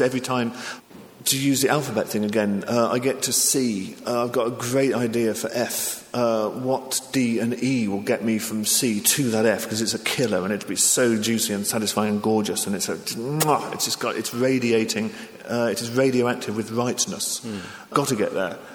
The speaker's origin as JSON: {"language": "English", "region": "England", "country": "United Kingdom", "also_born_or_lived": "Japan", "said": "I'm English"}